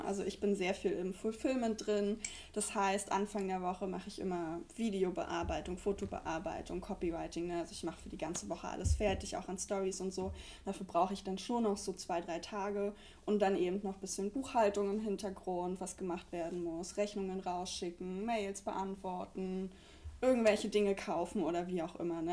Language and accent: German; Brandenburg, Germany; moved away as an adult; now in Mannheim, Germany; Wir kommen beide aus Brandenburg